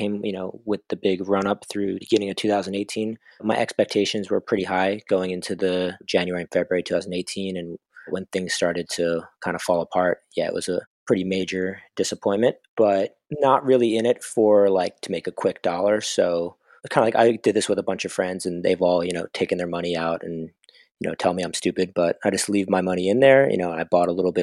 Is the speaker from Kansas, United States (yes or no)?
no; Los Angeles, California, United States; I'm from Los Angeles, California, and I work in the music industry here